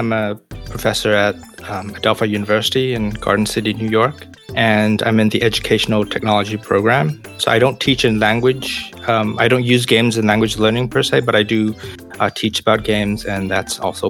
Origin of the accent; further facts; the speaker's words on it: Malaysia; I grew up in Malaysia